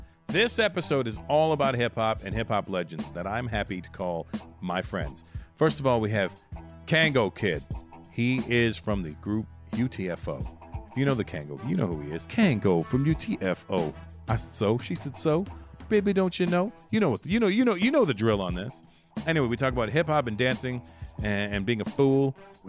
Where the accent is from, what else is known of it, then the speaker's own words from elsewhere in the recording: Canada; Well, you're Haitian. I'm Canadian, so they're either coming to get you or me.